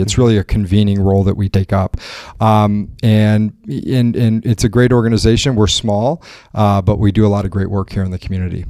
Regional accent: northeast Missouri, United States; now in Milwaukee, United States; I grew up in a, a farming community in very rural, kind of northeast Missouri

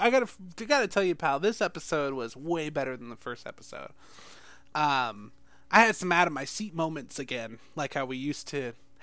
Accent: Connecticut, United States; I'm from the southern part of Connecticut.

